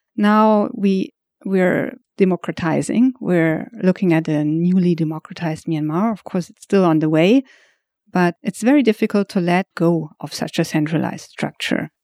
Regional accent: Hamburg, Germany; moved away as an adult; now in Thailand; I come from Hamburg.

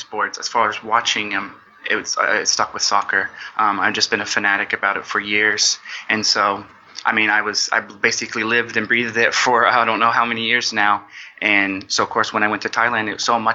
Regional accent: United States; moved away; So I'm originally from the States.

